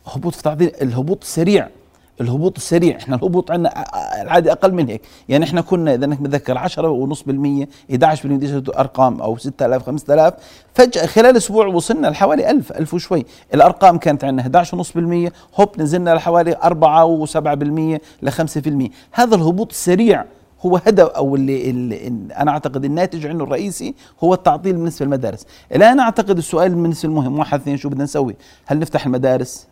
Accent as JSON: {"language": "Arabic", "country": "Jordan", "said": "وعندنا بالاردن"}